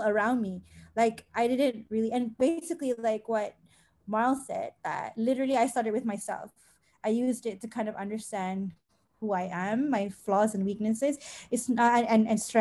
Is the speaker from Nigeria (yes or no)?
no; Klang Valley, Malaysia; I'm from the Klang Valley